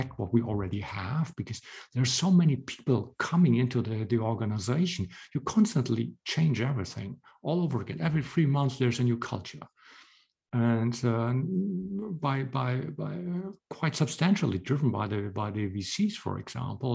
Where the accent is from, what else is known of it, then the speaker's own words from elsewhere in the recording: Hamburg, Germany; moved away as an adult; now in Berlin, Germany; I moved to Berlin from Hamburg. So I'm originally from Hamburg, and I had my startup here in Berlin